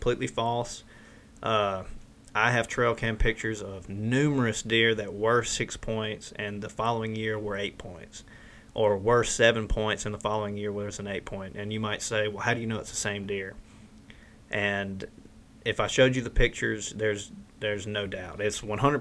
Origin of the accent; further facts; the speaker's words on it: Mississippi, United States; in the South, we're from Mississippi.